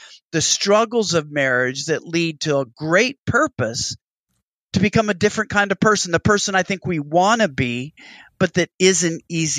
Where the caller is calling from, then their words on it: Texas, United States; in the words of a Southern pastor here, I'm speaking from Texas, you have two ticks and no dog.